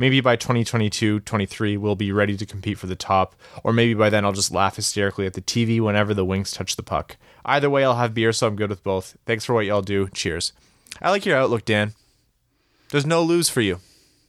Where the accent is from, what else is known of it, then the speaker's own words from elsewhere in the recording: Newfoundland and Labrador, Canada; I'm from Newfoundland and surrounded by Leafs/Habs fans, so you guys keep me sane.